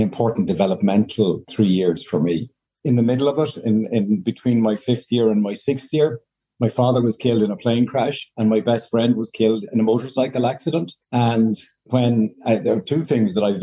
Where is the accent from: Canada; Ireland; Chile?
Ireland; Monkstown, Leinster; also born or lived in Enniskerry; we had lived in Monkstown, and I had gone to CBC Monkstown, Christian Brothers Monkstown, from junior school, first class, through second year in secondary school